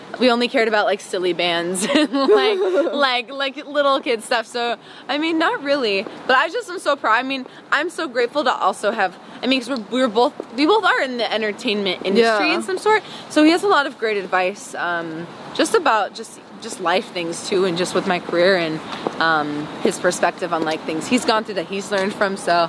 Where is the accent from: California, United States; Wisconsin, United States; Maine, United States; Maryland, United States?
Wisconsin, United States; also born or lived in Tampa; up, though, in Wisconsin because I remember it the best because I was, like, more aware. Mm. But, no, I was born in Tampa.